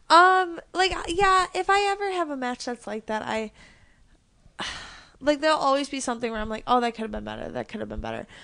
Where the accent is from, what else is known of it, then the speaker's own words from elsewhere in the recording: Chicago, Illinois, United States; also born or lived in Houston, Texas; I knew I still got, like, in-state tuition, so I moved back to Chicago from Houston